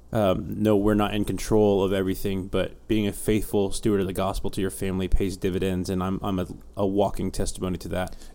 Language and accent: English; Houston, Texas, United States; also born or lived in Alaska / Colorado / England; I was born in Houston. We quickly moved to Alaska for six months, Colorado for four years, back to Houston, England for two years, back to Houston since 1998